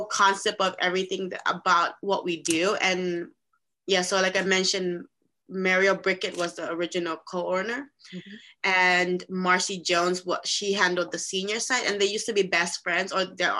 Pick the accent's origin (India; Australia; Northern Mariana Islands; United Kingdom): Northern Mariana Islands; Saipan; moved away as an adult; also born or lived in Philippines; I'm actually originally from the Philippines, and I was raised in this beautiful island called Saipan, Northern Marianas Islands